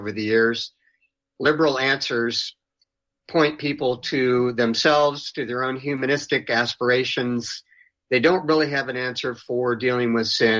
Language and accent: English; Southern California, United States; now in Austin, United States; I grew up in Southern California